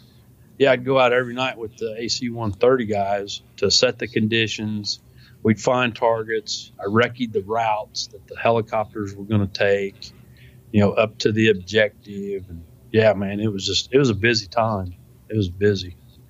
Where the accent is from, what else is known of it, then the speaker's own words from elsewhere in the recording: United States; I was like, holy cow, I'm glad I'm an American.